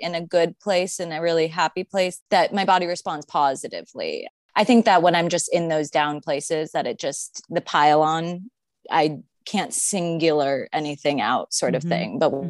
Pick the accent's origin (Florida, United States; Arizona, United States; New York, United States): Arizona, United States; And I grew up in Arizona.